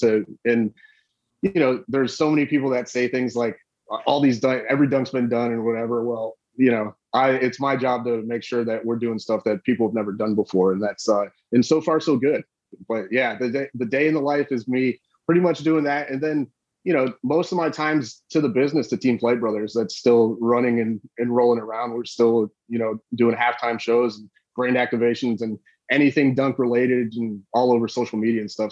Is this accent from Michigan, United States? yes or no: no; Bonita Springs, Florida, United States; I'm from Bonita Springs, Florida. We didn't have like superstar athletes down here